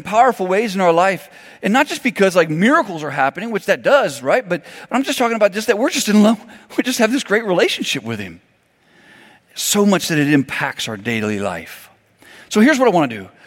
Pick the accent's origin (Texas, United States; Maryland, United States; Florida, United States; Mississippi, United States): Florida, United States; Miami; I grew up in Miami, Florida